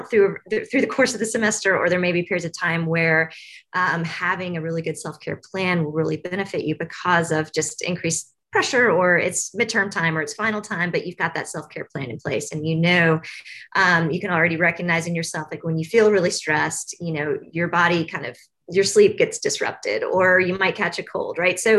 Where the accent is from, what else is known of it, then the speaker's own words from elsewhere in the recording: Tennessee, United States; I grew up in the South. Um, so I grew up just north of here in Tennessee.